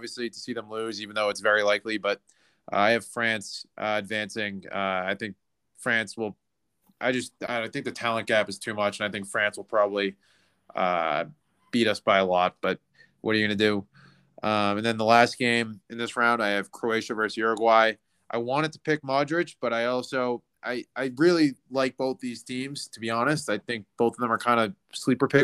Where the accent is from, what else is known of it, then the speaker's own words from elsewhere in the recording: United States; as an American